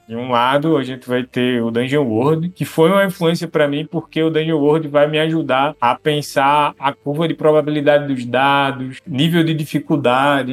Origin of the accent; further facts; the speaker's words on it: Recife metropolitan region, Pernambuco, Brazil; Eu sou da região metropolitana do Recife.